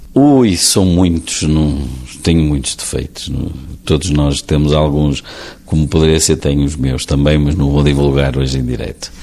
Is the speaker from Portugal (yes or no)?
yes; Portugal; como portugueses